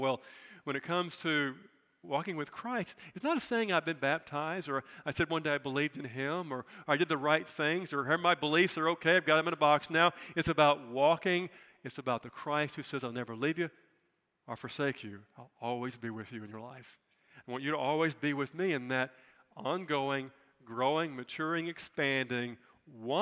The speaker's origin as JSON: {"language": "English", "country": "United States", "said": "I'm proud of being an American"}